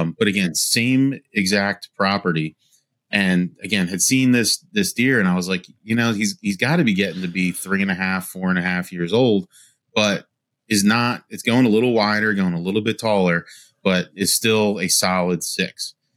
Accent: Wilmington, Delaware, United States; born and raised in Wilmington, Delaware.

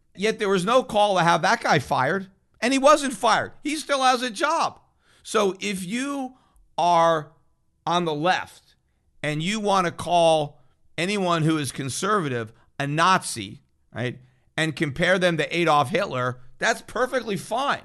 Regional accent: United States; as an American

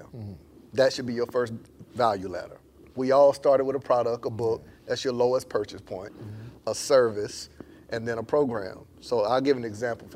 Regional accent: Panama City, Florida, United States; moved away as an adult; also born or lived in Tallahassee, Florida; now in Atlanta, United States; I'm from Panama City, Florida

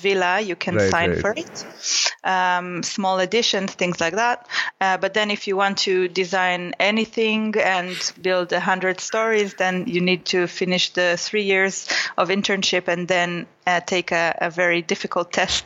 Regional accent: Israel; moved away; it was in Israel, near my hometown.

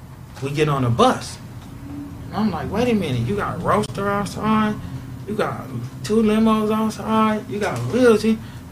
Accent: Louisiana, United States; now in Los Angeles, United States; because I'm originally from Louisiana. Feel me? All of our family. From Louisiana, solo family.

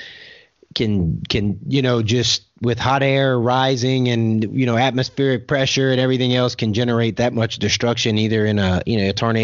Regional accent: Louisiana, United States; now in Oklahoma, United States; I grew up in Louisiana, hurricane area, and now I live in Oklahoma, tornado area.

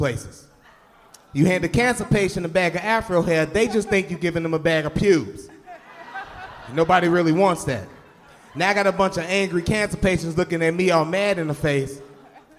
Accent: Chicago, Illinois, United States; moved away as an adult; now in Madison, United States; I'm from Chicago. I moved up here when I was 20.

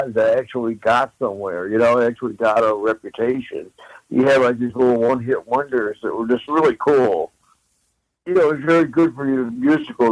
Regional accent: Midwest, United States; growing up in the Midwest, I mean, those songs were always on the radio

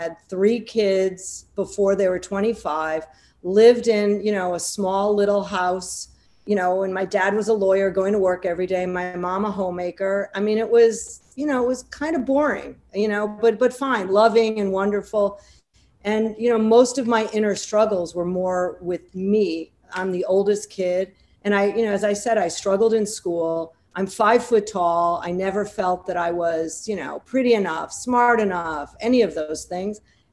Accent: Wilmette, Illinois, United States; moved away as an adult; also born or lived in New York; I grew up in Chicago, actually the suburbs of Chicago, a small town called Wilmette, went to New Trier High School

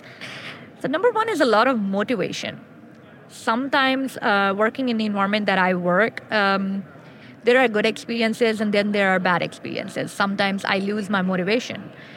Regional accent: Pakistan; English is a second language

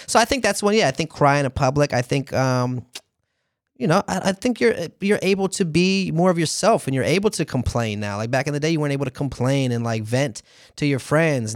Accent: St. Petersburg, Florida, United States; born or raised there; moved away

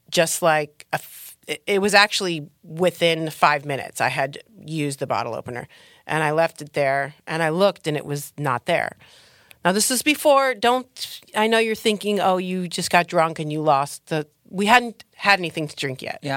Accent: Trenton, Michigan, United States; now in Los Angeles, United States; I'm from south of Detroit, Trenton, uh-huh. Michigan, uh-huh. suburbs of Detroit.

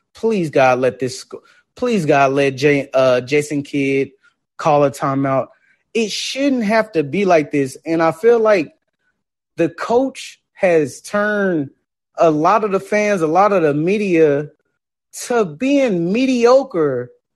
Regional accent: Texas, United States; I'm born and raised in Texas

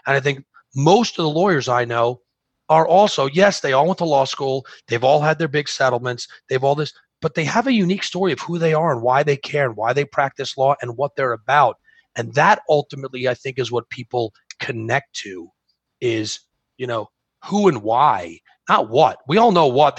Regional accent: New York, United States; I'm from New York

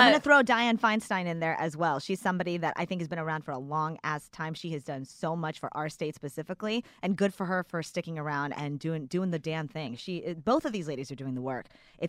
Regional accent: Texas, United States; I am a Texan.

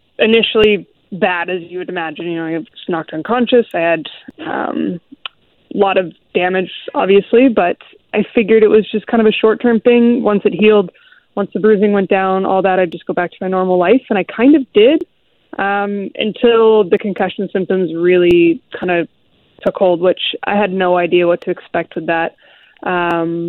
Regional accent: Seattle, Washington, United States; I grew up in the Seattle area

